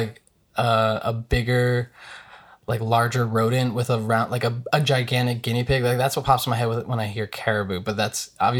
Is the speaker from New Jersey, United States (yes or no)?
yes; New Jersey, United States; also born or lived in Brooklyn, New York; Like I've pretty much lived in Jersey since I was a kid. I was born in Brooklyn